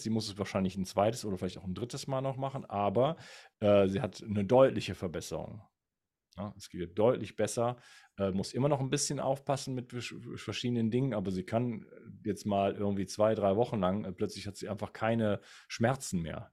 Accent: Wuppertal, North Rhine-Westphalia, Germany; moved away; ich komme zwar ursprünglich aus Wuppertal

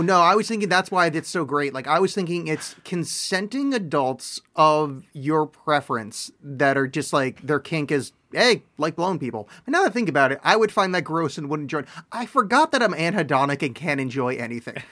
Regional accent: East Coast, United States; now in Portland, United States; I grew up on the East Coast where there was white Christmases

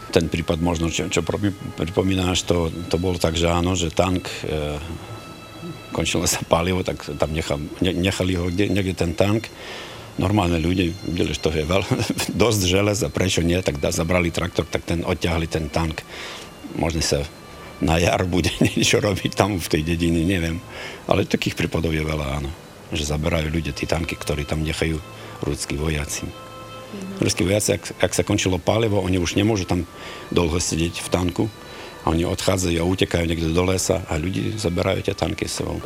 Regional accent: Ukraine

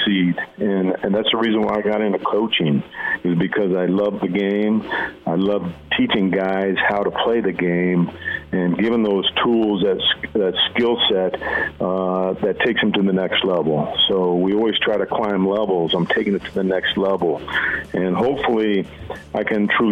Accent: Nebraska, United States; growing up in Nebraska

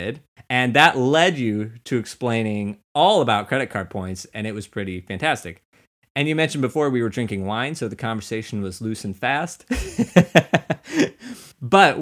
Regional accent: Missouri, United States; we're from Missouri. There's a lake there

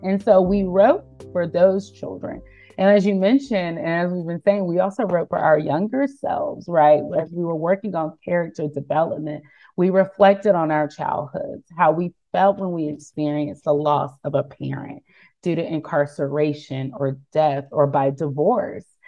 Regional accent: North Carolina, United States; moved away as an adult; now in Bethlehem, United States; I was born and raised in North Carolina.

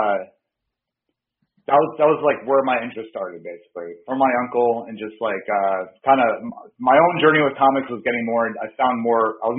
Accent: Bridgeport, Connecticut, United States; moved away as an adult; also born or lived in Florida / California / Nevada; now in Portland, United States; I grew up in Connecticut, though. I was born in Bridgeport and then lived there for most of my life, most of my early life, for about first 20 years

